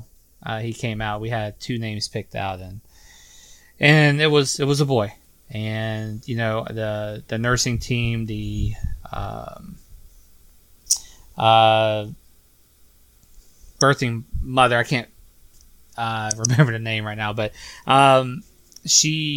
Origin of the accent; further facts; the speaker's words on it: Sylvania, Georgia, United States; moved away; my hometown of Sylvania, Georgia